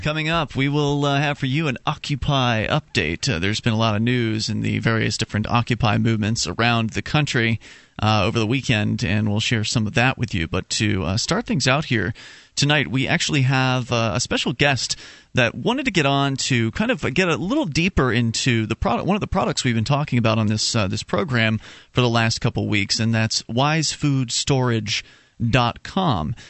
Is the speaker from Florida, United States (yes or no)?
yes; Florida, United States; now in New England, United States; I'm from Florida originally.